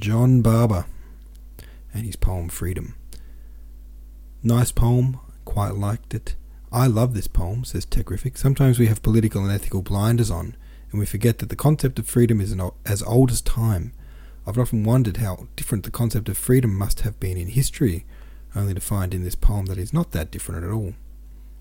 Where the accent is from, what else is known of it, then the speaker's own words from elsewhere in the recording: Australia; I'm from Australia.